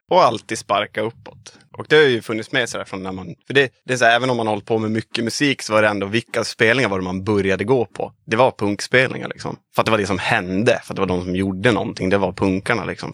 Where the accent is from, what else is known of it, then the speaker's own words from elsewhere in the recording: Norrbotten County, Sweden; moved away; also born or lived in Dalarna; Jag kommer från Norrbotten ursprungligen